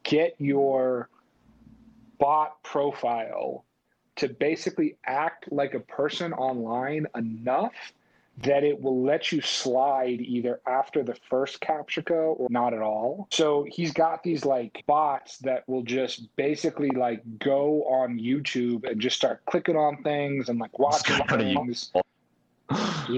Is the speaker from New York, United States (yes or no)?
yes; New York, United States; Growing up in New York